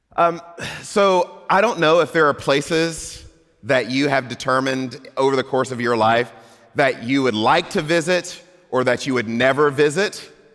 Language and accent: English; Mississippi, United States; moved away; I grew up in Mississippi